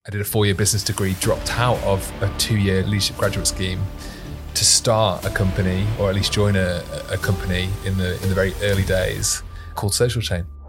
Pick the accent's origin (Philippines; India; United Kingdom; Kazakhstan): United Kingdom; Manchester, North West England; Born and bred in Manchester, very proudly